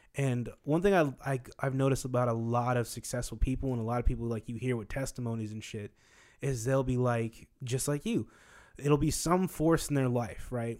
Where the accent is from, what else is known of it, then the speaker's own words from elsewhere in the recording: Wichita, Kansas, United States; also born or lived in Marietta; now in Atlanta, United States; growing up in Kansas, I was used to being, like, the only black guy